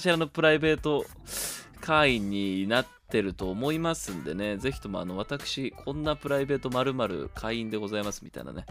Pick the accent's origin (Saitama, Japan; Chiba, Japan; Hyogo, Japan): Chiba, Japan; 僕の地元の千葉